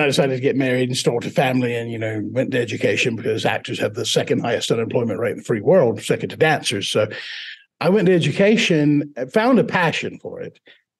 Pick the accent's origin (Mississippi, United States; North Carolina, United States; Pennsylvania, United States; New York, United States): Mississippi, United States; Buzzard Roost; accent: Southern drawl; Now, when I'm talking to the first one, it's a deep Southern drawl. I grew up in Buzzard Roost, Mississippi.